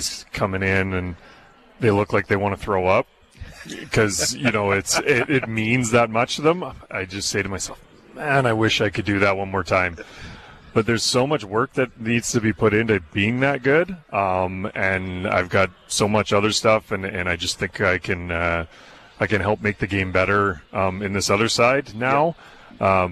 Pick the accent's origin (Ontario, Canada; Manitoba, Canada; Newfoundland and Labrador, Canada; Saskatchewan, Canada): Manitoba, Canada; Brandon; I grew up in Brandon